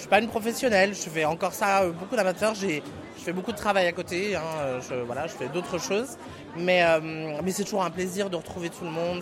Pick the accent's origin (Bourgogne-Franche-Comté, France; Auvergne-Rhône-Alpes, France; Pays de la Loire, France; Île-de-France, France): Bourgogne-Franche-Comté, France; Mâcon; On est, avec Lola Vegas, on est de Macon, toutes les deux